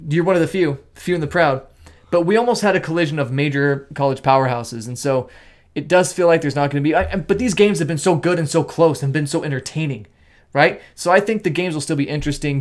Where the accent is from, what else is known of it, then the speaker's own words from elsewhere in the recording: Nevada, United States; we grew up in Nevada.